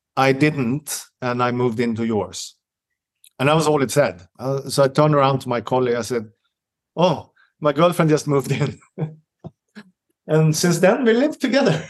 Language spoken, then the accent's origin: English; Stockholm, Stockholm County, Sweden; English is a second language; moved away as an adult; now in Helsingborg, Sweden; I'm from Stockholm